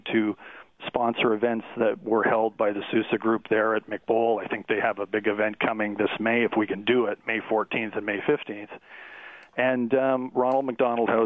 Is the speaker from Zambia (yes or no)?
no; Hamilton, Ontario, Canada; growing up in the Hamilton Burlington area half the time when I was a kid